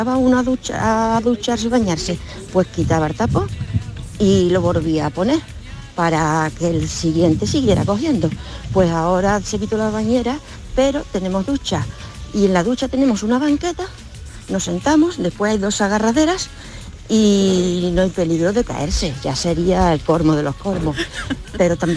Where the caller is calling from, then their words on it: Málaga, Andalusia, Spain; de Málaga.